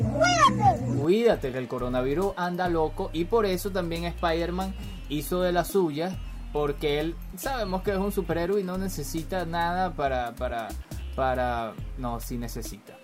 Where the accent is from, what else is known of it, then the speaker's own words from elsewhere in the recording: Venezuela; yo soy venezolano y aquí en Caracas